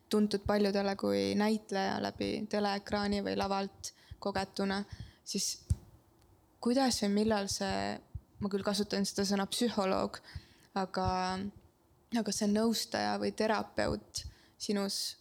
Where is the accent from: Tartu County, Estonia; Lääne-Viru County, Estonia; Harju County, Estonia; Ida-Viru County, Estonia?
Lääne-Viru County, Estonia; Kunda; mina olen garaažide vahelt Kundast.